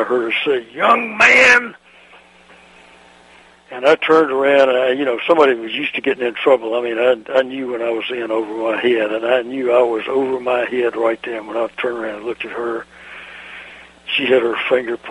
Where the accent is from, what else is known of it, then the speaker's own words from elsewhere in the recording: Mississippi, United States; when I was growing up in Mississippi in the 40s